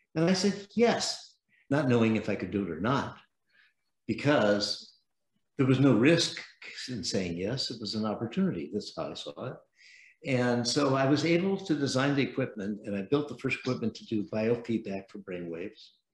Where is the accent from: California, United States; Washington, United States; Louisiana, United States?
California, United States; San Francisco; I was born in San Francisco